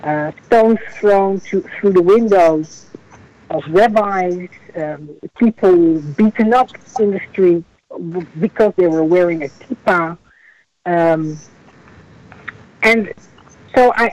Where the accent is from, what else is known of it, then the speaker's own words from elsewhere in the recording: Netherlands; moved away as an adult; now in United States; as a child of Holocaust survivors, growing up in Holland